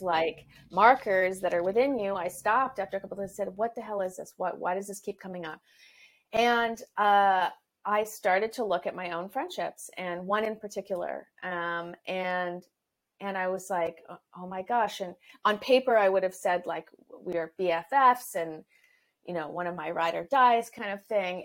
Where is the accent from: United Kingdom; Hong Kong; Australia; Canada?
Canada; now in Los Angeles, United States; I am a Canadian living in Los Angeles